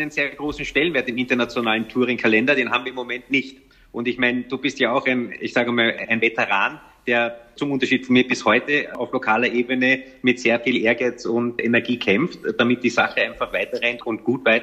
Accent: Vienna, Austria; born there; Aber ich bin in Wien geboren, meine Eltern leben bis heute hier.

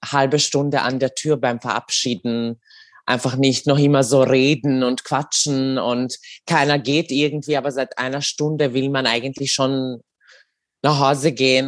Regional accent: Serbia; now in Austria; ich bin äh, in Serbien geboren und aufgewachsen.

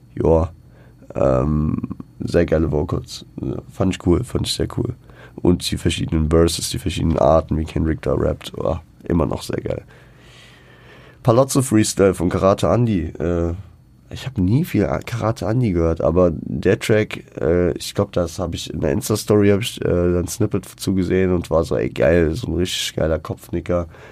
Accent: Frankfurt, Hesse, Germany; born or raised there

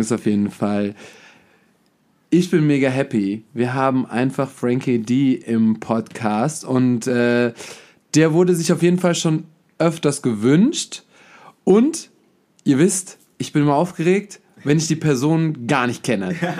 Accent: Hachenburg, Rhineland-Palatinate, Germany

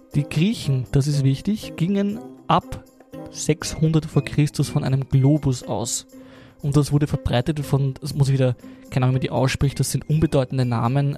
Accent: Lower Austria, Austria; ich bin ein Niederösterreicher

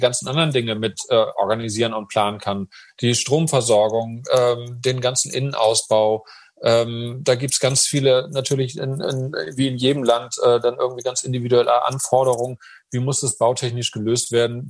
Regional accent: Hamburg, Germany; moved away as an adult; also born or lived in Munich; ich bin eben auch Hamburger

